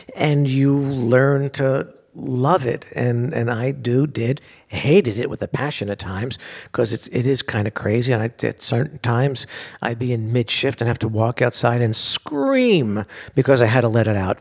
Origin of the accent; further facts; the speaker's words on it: New York City, New York, United States; I grew up in Bensonhurst, Brooklyn